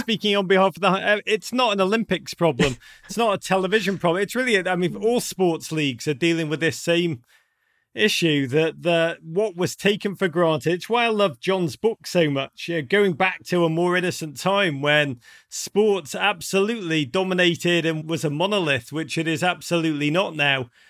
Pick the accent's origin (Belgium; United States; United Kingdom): United Kingdom; Liverpool, North West England; accent: Scouse; moved away; growing up in Liverpool